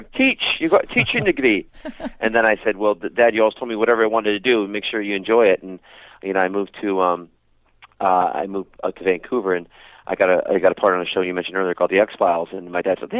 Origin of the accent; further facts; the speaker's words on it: Paisley, Scotland, United Kingdom; accent: Scottish; I was born in Paisley, Scotland, and, you know, hence the Scottish accent